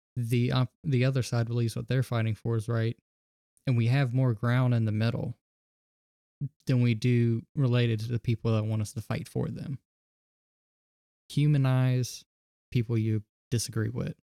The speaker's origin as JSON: {"language": "English", "region": "the South", "country": "United States", "tie": "born or raised there", "said": "I was raised in the South around a mid, uh, small, mid sized city"}